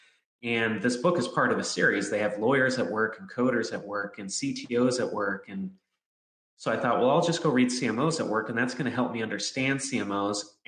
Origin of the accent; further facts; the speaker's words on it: Southern California, United States; I grew up in Southern California